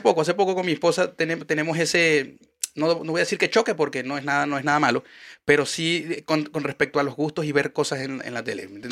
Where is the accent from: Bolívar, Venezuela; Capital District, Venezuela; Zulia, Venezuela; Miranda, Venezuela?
Zulia, Venezuela; Maracaibo; now in Chile; yo vengo de Maracaibo, donde el calor es infernal.